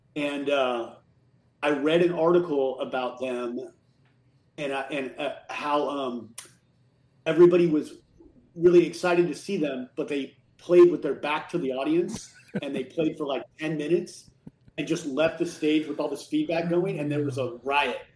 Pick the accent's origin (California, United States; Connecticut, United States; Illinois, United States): California, United States; the Bay Area; I grew up in California in the Bay Area.